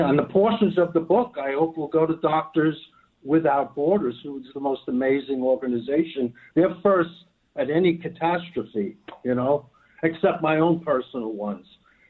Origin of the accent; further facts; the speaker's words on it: New York City, New York, United States; accent: Brooklyn; I'm from Brooklyn. I talk like I come from Brooklyn, right?